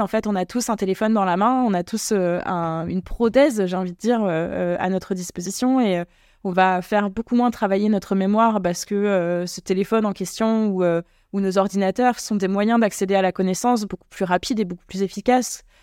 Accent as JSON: {"language": "French", "region": "Normandy", "country": "France", "also_born_or_lived": "Creuse", "moved": "yes", "said": "en Normandie aussi d'ailleurs. c'est là d'où je viens"}